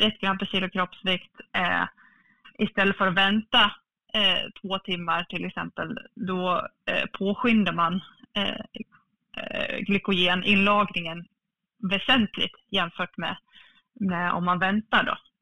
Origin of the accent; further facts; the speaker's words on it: Falun, Dalarna County, Sweden; född och uppvuxen i Falun